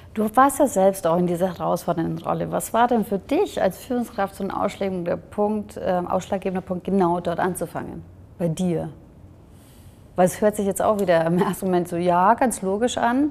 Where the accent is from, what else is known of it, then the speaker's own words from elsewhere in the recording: Germany; Ich bin ja zwar in Deutschland geboren, aber auch mit der ungarischen und deutschen Kultur aufgewachsen